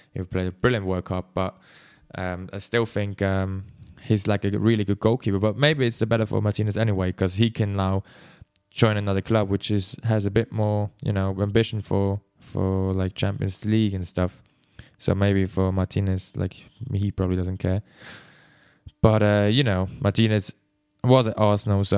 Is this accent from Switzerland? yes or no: yes; Switzerland; English is a second language; I am from Switzerland, so that's why my English is probably not the best